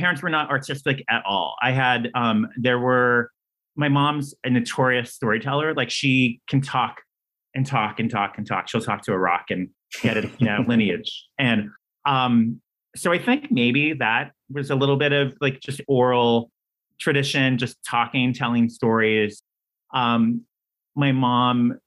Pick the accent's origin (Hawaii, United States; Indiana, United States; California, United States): California, United States; Downey; I grew up in Downey, which is a suburb